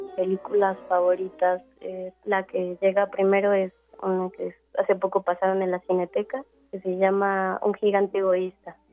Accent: Mexico City, Mexico; also born or lived in Costa Rica; Yo nací en la Ciudad de México

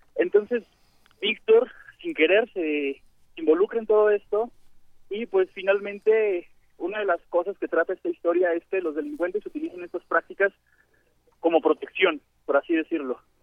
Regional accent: Mexico City, Mexico; soy de, de Iztapalapa

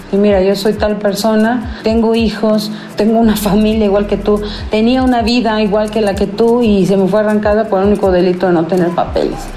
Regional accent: Mexico; al no sentirte aceptado completamente dentro de la sociedad mexicana, a pesar de que somos mexicanos

